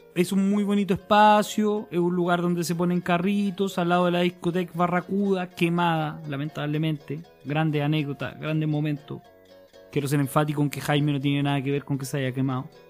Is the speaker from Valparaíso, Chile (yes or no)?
no; Santa Cruz, O'Higgins, Chile; Yo, como ciudadano de provincia, de la comuna de Santa Cruz, de la sexta región